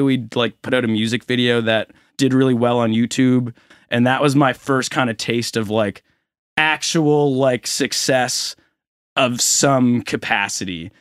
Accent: Halifax, Nova Scotia, Canada; also born or lived in Saint John, New Brunswick; I grew up in Halifax

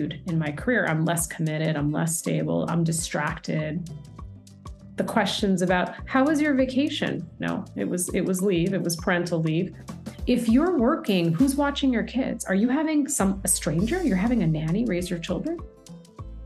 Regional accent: United States; I was born and raised in the States with my younger brother.

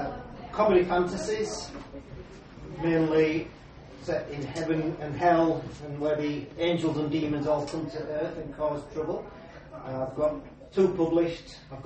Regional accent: Leeds, Yorkshire and the Humber, United Kingdom; I'm from Leeds.

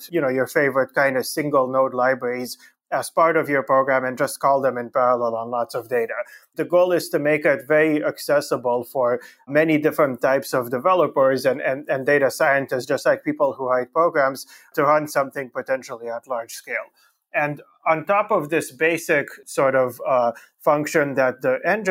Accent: Canada; also born or lived in Romania; I was born in Romania, in Europe, and I grew up mostly in Canada.

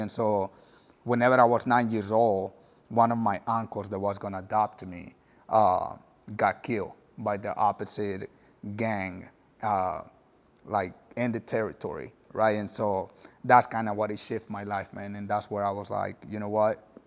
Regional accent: El Salvador; English is a second language; moved away as an adult; also born or lived in Puerto Rico; now in North Texas, United States; I moved to El Salvador whenever I was little

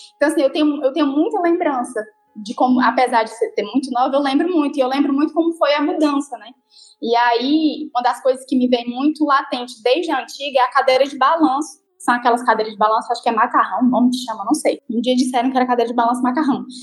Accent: Jaguaribara, Ceará, Brazil; also born or lived in São Paulo; eu nasci em São Paulo, né? Cresci em São Paulo, vivi até os sete anos, mais ou menos. E com, com sete anos, vim embora para Jaguaribara Velha.

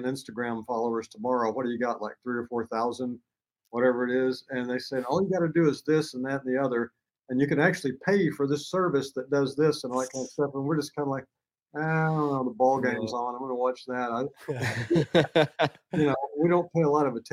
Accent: the American South, United States; the words we use in the South

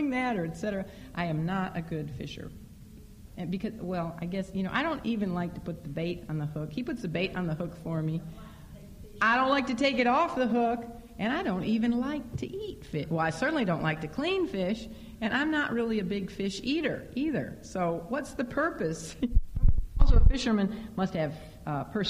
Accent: Chicago, Illinois, United States; moved away; growing up in Chicago

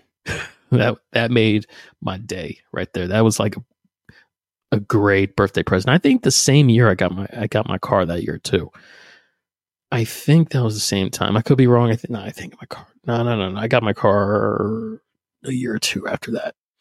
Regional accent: New Jersey, United States; moved away; also born or lived in Pennsylvania; I'm from Jersey, I'm from South Jersey, right outside of Philly.

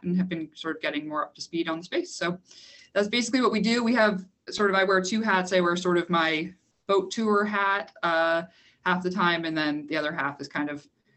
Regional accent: Canada; I am Canadian

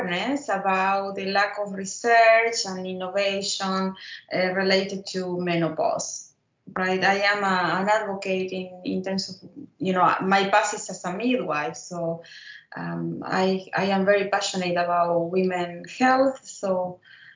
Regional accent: Buenos Aires, Argentina; moved away as an adult; now in Ottawa, Canada; I was born in Argentina, and I went to school there.

